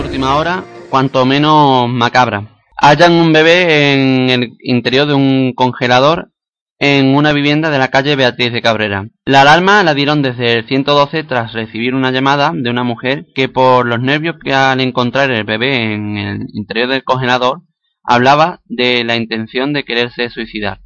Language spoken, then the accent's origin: Spanish; Pilas, Andalusia, Spain; mi pueblo de Pila